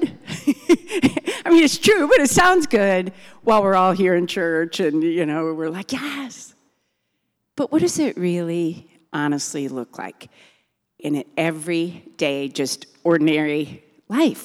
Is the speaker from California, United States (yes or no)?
no; Milton, Wisconsin, United States; moved away as an adult; now in Virginia, United States; we grew up in Milton in a big family, six kids.